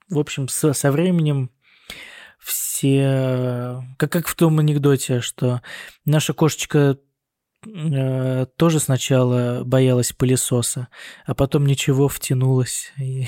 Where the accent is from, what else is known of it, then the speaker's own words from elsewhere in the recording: Russia; moved away as an adult; now in Germany; я сказал, из России